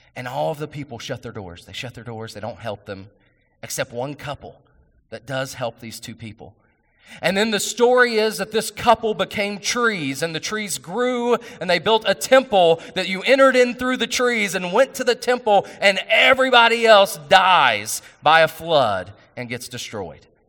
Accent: West Virginia, United States; I'm from West Virginia

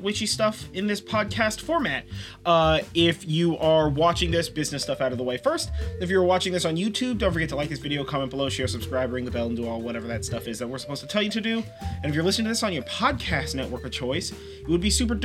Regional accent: California, United States; I'm from California.

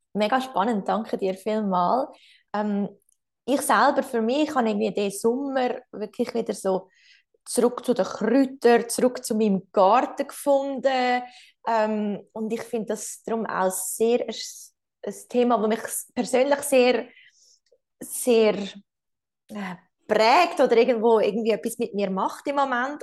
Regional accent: Switzerland; bei uns in der Schweiz

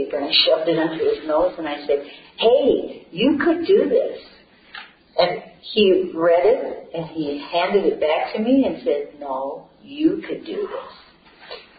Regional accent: Columbia Heights, Minnesota, United States; I was born and raised in Columbia Heights

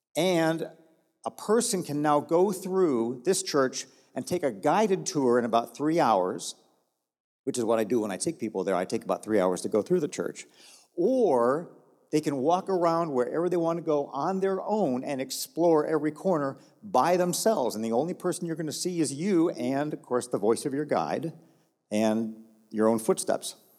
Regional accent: Texas, United States; I'm from Texas

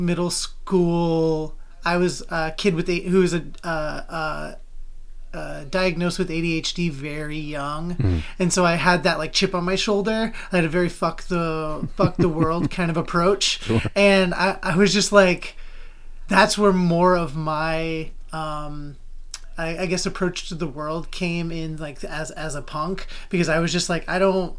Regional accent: Salem, Oregon, United States; I grew up in Salem, Oregon

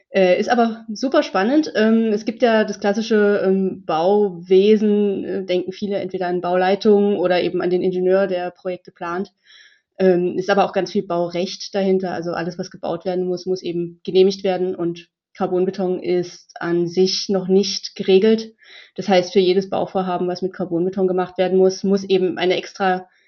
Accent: Dresden, Saxony, Germany; ich komme aus Dresden, ich wohne schon immer in Dresden, ist eine super schöne Stadt, es gab für mich noch keine Gründe wegzugehen.

